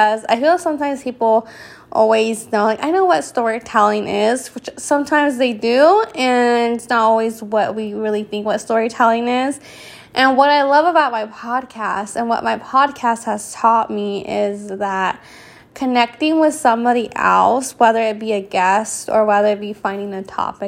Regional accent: California, United States; I came home from California

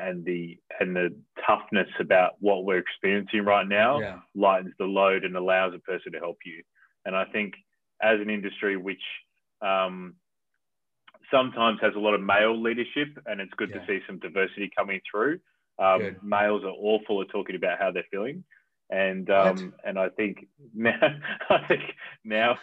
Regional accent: Adelaide, South Australia, Australia; now in Melbourne, Australia; I'm from Adelaide originally, right, in South Australia.

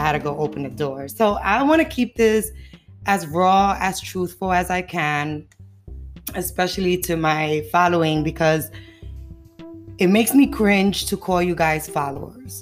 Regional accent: New York City, New York, United States; I'm from the Bronx, yeah, the Bronx, you know, the dirty, dirty Bronx. But the Bronx was knocked me and build me

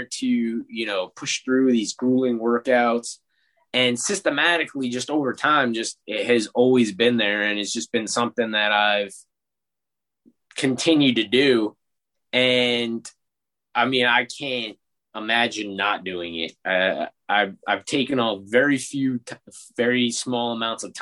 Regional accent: New York City, New York, United States; I grew up in Brooklyn, New York, one of six kids

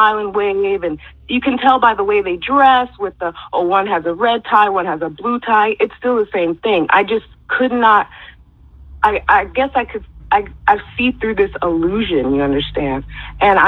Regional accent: United States; I grew up in America

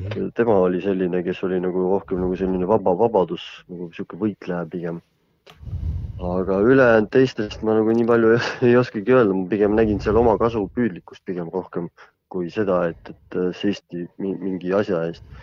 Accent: Võru, Võru County, Estonia; ma olen pärit Lõuna-Eestist, Võrust

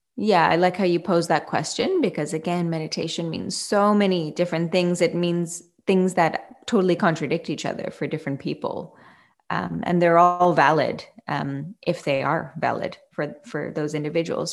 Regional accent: Canada; now in Fremantle, Australia; I am a Canadian born, uh, living in Australia, yoga teacher and business owner

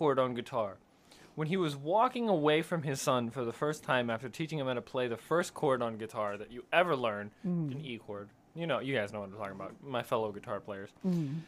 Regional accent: Central Florida, United States; we are from Central Florida

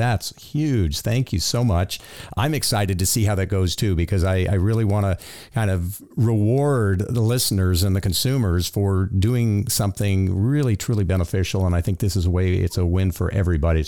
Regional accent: Florida, United States; I grew up in Florida, and we had alligators

